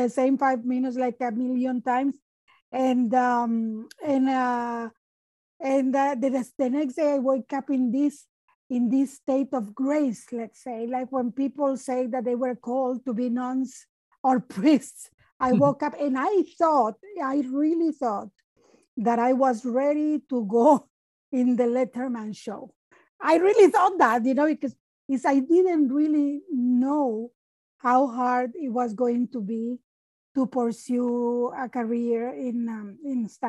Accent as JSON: {"language": "English", "country": "Nicaragua", "second_language": "English", "moved": "yes", "lives_now": "Canada", "said": "I am from Nicaragua"}